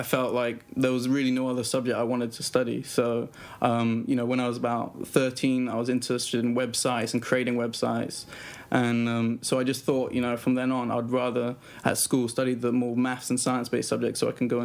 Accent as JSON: {"language": "English", "town": "Oxford", "region": "South East England", "country": "United Kingdom", "tie": "born or raised there", "also_born_or_lived": "Cyprus / India", "moved": "as an adult", "said": "We moved to Oxford in England, which is in the south of England, close to London. And so that's where I was raised and brought up, and where I did my schooling up to the age of 18."}